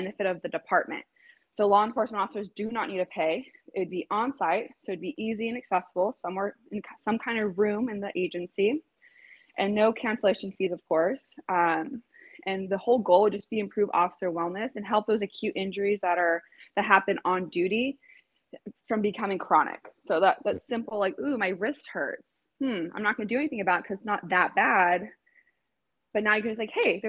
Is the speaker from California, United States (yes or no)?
yes; Los Angeles, California, United States; also born or lived in Manhattan Beach, California; I'm born and raised in Los Angeles